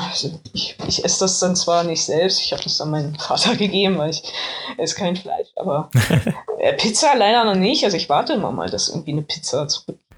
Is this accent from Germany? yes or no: yes; Berlin, Germany; ich, ich komme aus Reinickendorf